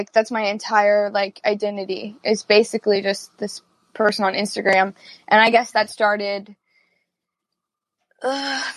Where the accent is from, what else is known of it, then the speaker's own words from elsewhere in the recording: Ohio, United States; I grew up in Ohio